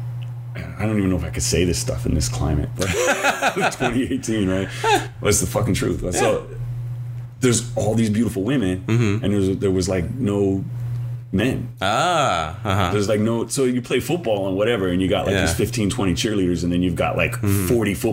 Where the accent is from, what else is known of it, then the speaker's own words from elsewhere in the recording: Ewa Beach, Hawaii, United States; also born or lived in Maryland; I was born in Maryland. And then I was raised here in Hawaii